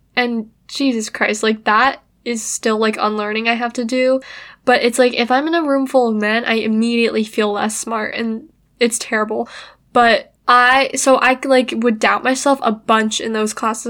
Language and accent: English; United States; I was born in America